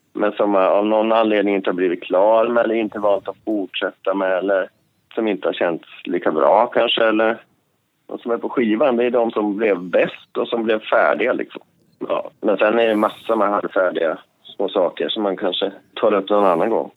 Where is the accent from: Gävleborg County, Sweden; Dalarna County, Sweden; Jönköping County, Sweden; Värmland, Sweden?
Gävleborg County, Sweden; Alfta; jag växte upp på landet i Hälsingland